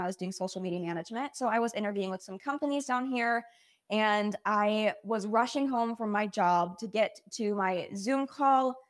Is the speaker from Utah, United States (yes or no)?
yes; Utah, United States; moved away as an adult; also born or lived in Provo, Utah; now in Austin, United States; So I grew up in Utah. I never moved